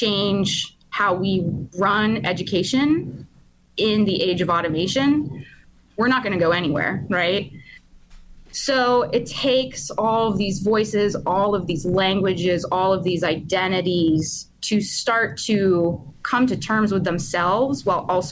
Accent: Pittsburgh, Pennsylvania, United States; I grew up in Pittsburgh in the 90s

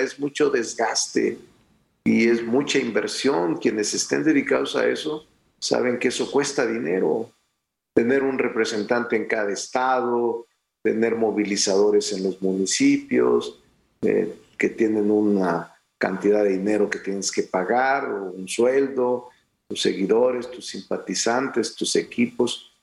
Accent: Mexico; desde ser regidor de mi pueblo, tres veces diputado federal, tres veces senador de la República, gobernador de mi estado

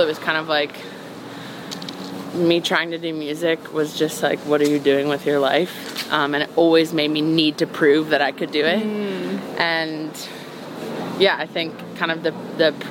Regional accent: New York, United States; growing up in New York

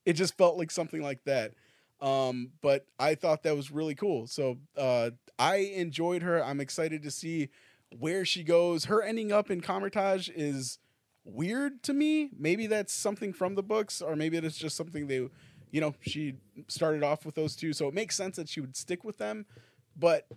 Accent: Michigan, United States; We're straight from Michigan

